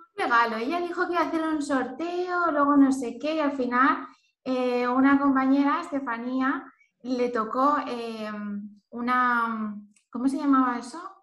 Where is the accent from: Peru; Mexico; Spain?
Spain; Elche, Valencian Community; moved away; also born or lived in Lisbon; soy de Elche, pero no vivo en ningún sitio y ahora estoy en Lisboa